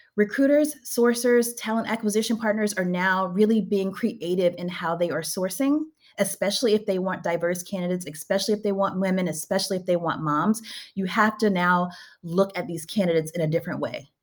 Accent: Louisiana, United States; moved away as an adult; now in Bay Area, United States; I am from Louisiana.

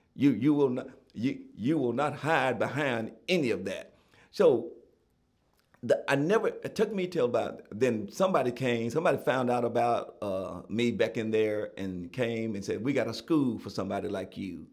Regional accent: Gallatin, Tennessee, United States; I, I was born and raised in Gallatin, Tennessee

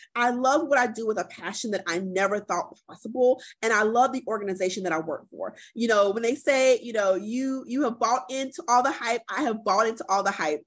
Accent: Columbia, South Carolina, United States; born and raised in Columbia, South Carolina, um, and currently working out of Columbia, South Carolina

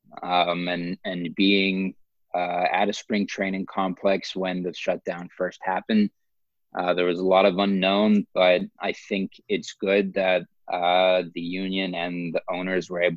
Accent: Los Angeles, California, United States; I was born in Los Angeles and grew up a Dodgers fan

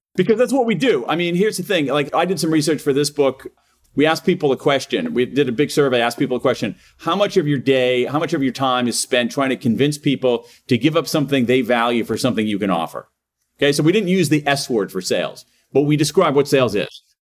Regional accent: Columbus, Ohio, United States; moved away as an adult; also born or lived in Wilmington, Delaware; now in Washington D.C., United States; I grew up in Columbus, Ohio, uh, in Central Ohio

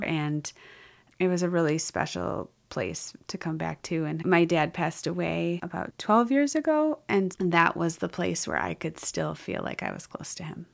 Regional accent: Wisconsin, United States; I grew up in Wisconsin

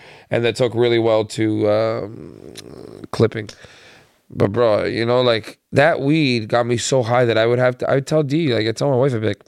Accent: Toronto, Ontario, Canada; I'm from Toronto. I grew up in the West Side

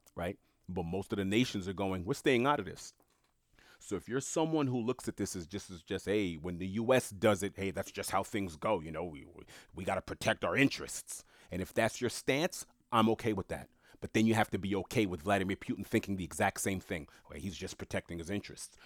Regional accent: United States; born or raised there

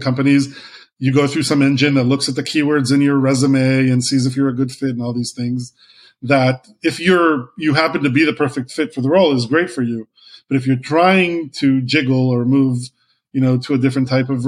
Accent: Israel; moved away as an adult; I was a guy from Israel who used to be a lawyer

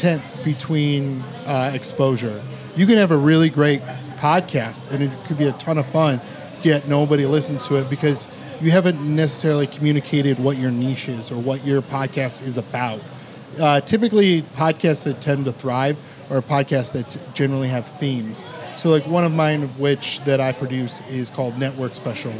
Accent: Cleveland, Ohio, United States; also born or lived in Los Angeles, California; I was born in Los Angeles, California. I've grown up here in Cleveland, Ohio. I've been living here since I was like 3 years old

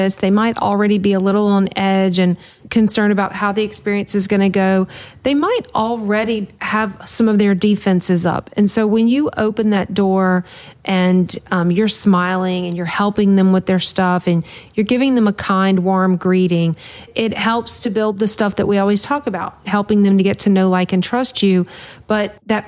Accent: the South, United States; I'm from the South

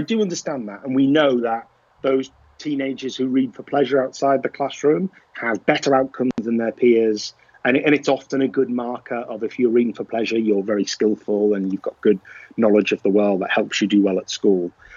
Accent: Liverpool, North West England, United Kingdom; I am from Liverpool

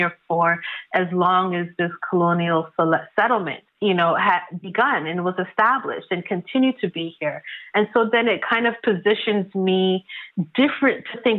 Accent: Toronto, Ontario, Canada; I was born and raised in Toronto

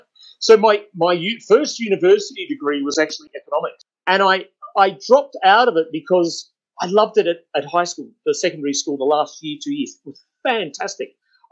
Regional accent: Australia; Well, I'm from Australia, and my mother's side of the family comes from Adelaide.

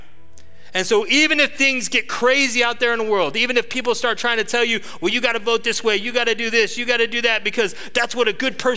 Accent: Atascadero, California, United States; I grew up in Atascadero.

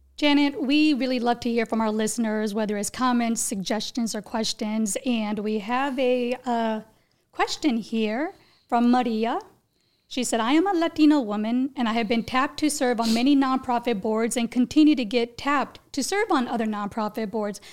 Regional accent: India; I was born in India

